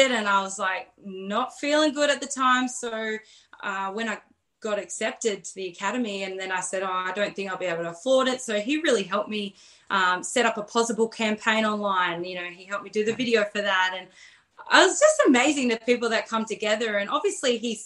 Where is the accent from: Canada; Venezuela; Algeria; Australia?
Australia; small town near Campbelltown, New South Wales; also born or lived in Pilbara, Western Australia; now in Hunter Valley, Australia; So I lived about 30 minutes away in a small town.